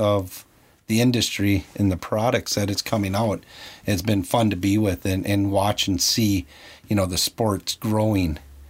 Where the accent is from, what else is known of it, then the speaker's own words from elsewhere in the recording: Iron Range, Minnesota, United States; I grew up on the Iron Range later on after moving away from Minnetonka. Grew up on the Iron Range